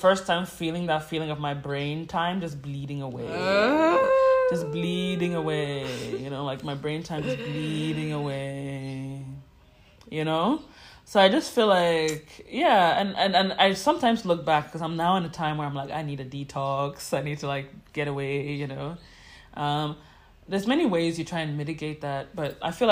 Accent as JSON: {"language": "English", "country": "Ghana", "also_born_or_lived": "New York", "said": "as a Ghanaian who wants to be in Ghana"}